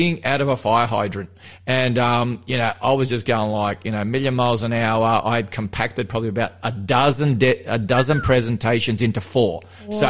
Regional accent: Melbourne, Victoria, Australia; moved away as an adult; now in New South Wales, Australia; I grew up in Melbourne. I'm from Melbourne. You know, I grew up in the western suburbs, was born there, spent the first 23 years of my life there

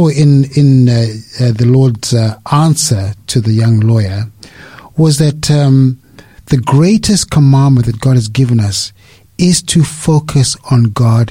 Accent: Zimbabwe; moved away as an adult; now in Australia; I am originally from Zimbabwe. Came here to Australia to work

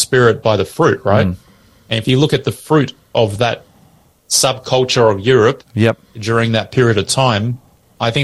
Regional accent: Australia; we're Australian as our nation

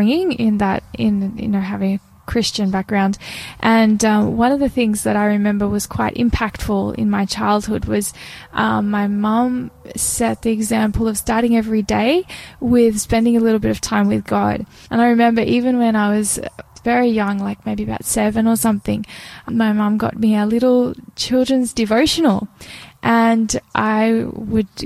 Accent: Cooranbong, New South Wales, Australia; also born or lived in Sydney; currently I'm living in a place called Currumbong, which is about an hour or so north of Sydney in New South Wales. And grown up most of my life in that area, but I was originally born in Sydney

